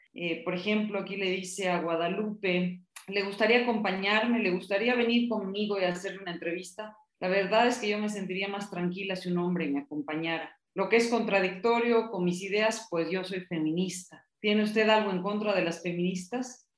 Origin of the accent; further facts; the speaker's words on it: Bolivia; now in Mexico; yo soy una boliviana en México